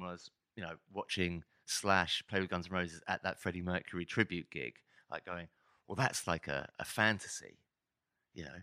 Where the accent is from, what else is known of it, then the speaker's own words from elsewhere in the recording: Hitchin, East of England, United Kingdom; moved away; also born or lived in London; I was from a l, a small town just north of Hitch, uh, north of London called Hitchin